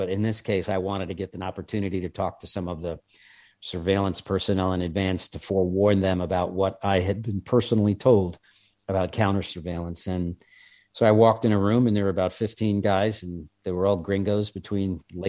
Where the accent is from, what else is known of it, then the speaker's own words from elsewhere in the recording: New York, United States; accent: New York; native New Yorkers, which I happen to be one of, but I was embarrassed out of my New York accent long ago.